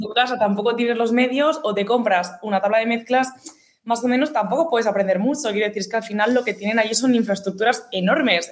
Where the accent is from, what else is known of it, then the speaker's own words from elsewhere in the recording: Gavà, Catalonia, Spain; radio de mi pueblo, como tal, ¿sabes? De Gabá